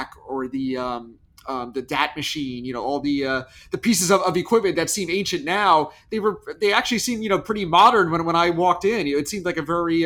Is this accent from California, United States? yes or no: no; Massapequa Park, New York, United States; I grew up in Massapequa Park.